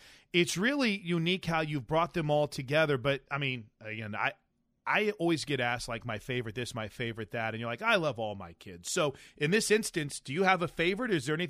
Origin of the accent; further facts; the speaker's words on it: Illinois, United States; now in Oklahoma, United States; I'm from Illinois